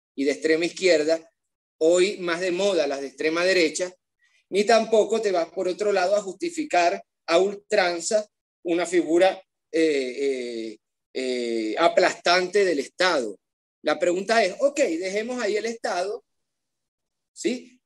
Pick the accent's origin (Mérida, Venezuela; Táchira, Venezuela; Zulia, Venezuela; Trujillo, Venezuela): Zulia, Venezuela; Maracaibo; un niño de un barrio pobre de Maracaibo en los años 90